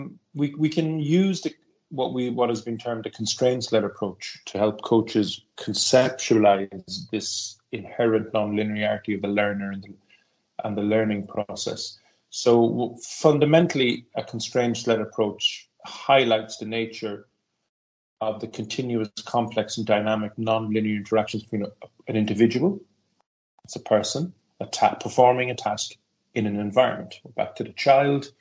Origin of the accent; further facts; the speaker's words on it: Cork, Munster, Ireland; moved away as an adult; now in Stockholm, Sweden; I'm originally from Cork City in Ireland, but I've been living in Stockholm, Sweden since 1994.